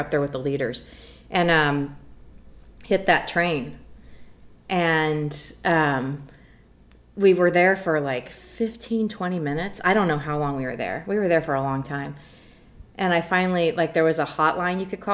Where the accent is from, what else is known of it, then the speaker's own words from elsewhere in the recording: Emporia, Kansas, United States; my hometown of Emporia, Kansas